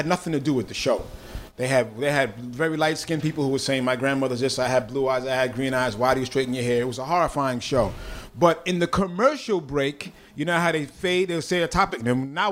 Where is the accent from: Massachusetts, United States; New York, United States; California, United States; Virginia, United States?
New York, United States; New York City; growing up in the Bronx, especially in hip, in the whole hip hop vibe